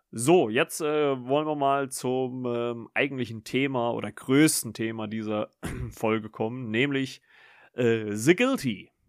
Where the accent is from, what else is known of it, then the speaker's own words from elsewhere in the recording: Germany; wir, äh, ja, Deutschen